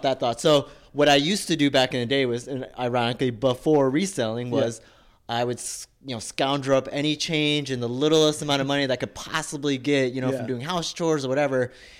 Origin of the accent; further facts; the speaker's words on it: Texas, United States; I grew up in Texas, yep.